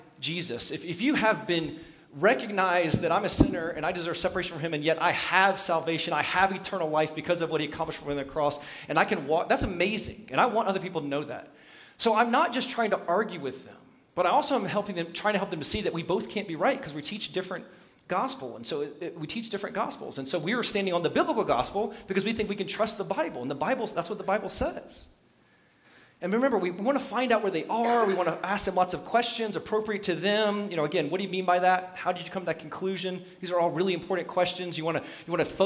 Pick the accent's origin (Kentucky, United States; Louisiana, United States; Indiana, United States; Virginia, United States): Virginia, United States; Southwest; I come from Southwest Virginia